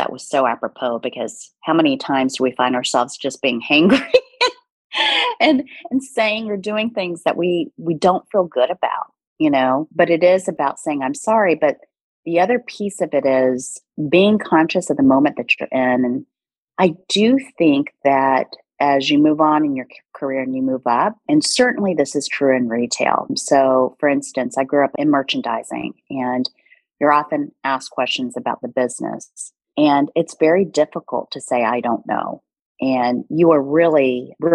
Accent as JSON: {"language": "English", "country": "United States", "tie": "born or raised there", "also_born_or_lived": "South Korea", "first_language": "Korean", "second_language": "English", "said": "I immigrated to the States when I was 2.5 years old"}